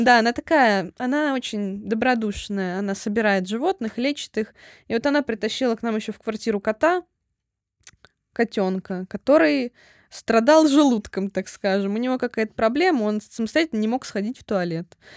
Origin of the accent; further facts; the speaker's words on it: Voronezh, Voronezh Oblast, Russia; now in Moscow, Russia; я тоже из Воронежа.